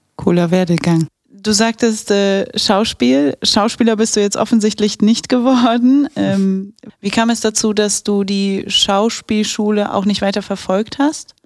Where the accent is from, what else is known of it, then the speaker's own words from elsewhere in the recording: Bavaria, Germany; now in Aachen, Germany; ich bin gebürtige Bayerin, wie man unschwer erkennen kann, und halb Polin, halb Araberin